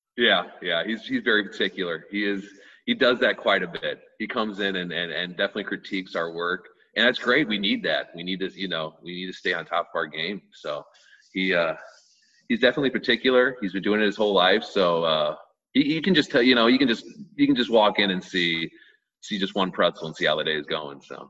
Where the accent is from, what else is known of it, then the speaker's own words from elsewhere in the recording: Oakville, Missouri, United States; we grew up in Oakville, we grew up in Oakville